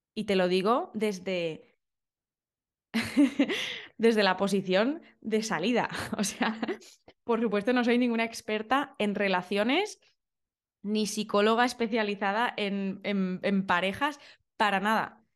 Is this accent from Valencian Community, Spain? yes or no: yes; Valencia, Valencian Community, Spain; now in London, United Kingdom; yo soy de Valencia.